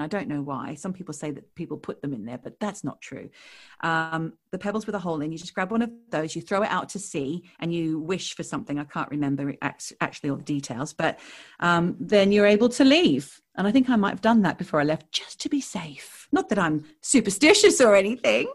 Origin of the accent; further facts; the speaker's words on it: Australia; moved away as an adult; now in London, United Kingdom; we are Australian expats. We now live, I live in London